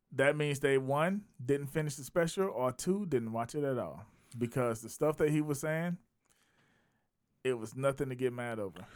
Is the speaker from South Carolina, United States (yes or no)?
yes; South Carolina, United States; I saw it in my hometown, I'm based in Raleigh, East Village, South Carolina